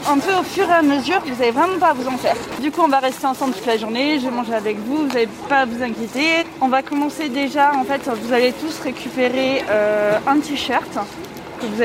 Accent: Montévrain, Île-de-France, France; Euh, je viens de Montévrain

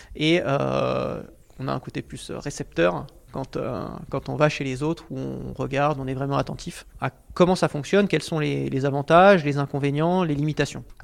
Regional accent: France; en tout cas en tant que Français

